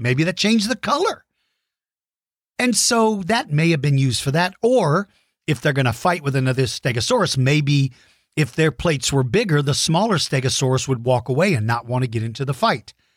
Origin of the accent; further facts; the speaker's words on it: San Antonio, Texas, United States; San Antonio, Texas, my hometown